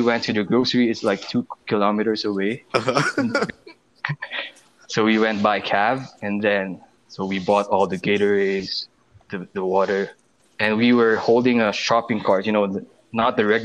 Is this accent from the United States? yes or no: no; Philippines; also born or lived in Manila; my hometown is way far from Manila. It's around 2.5 hours from Manila.